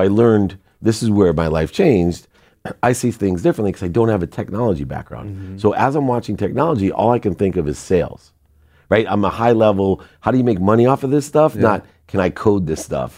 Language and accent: English; Akron, Ohio, United States; moved away; also born or lived in San Diego; we grew up in Akron